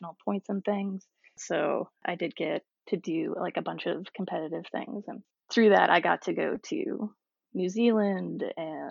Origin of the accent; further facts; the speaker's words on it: Massachusetts, United States; now in Baltimore, United States; I grew up in Massachusetts